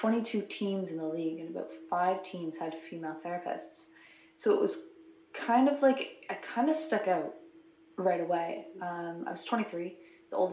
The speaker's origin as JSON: {"language": "English", "town": "Brighton", "region": "Ontario", "country": "Canada", "tie": "born or raised there", "said": "I grew up in the Quinney area, actually grew up in Brighton"}